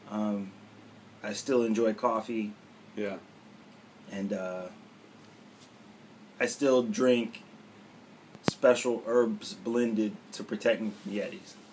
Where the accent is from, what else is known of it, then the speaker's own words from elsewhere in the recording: Cleveland, Ohio, United States; now in Ardmore, United States; But I but you know that my mind right now is in Cleveland.